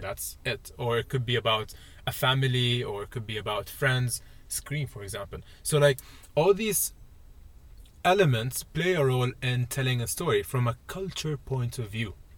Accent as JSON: {"language": "English", "region": "Dubai", "country": "United Arab Emirates", "moved": "as an adult", "said": "I'm from I'm from Dubai"}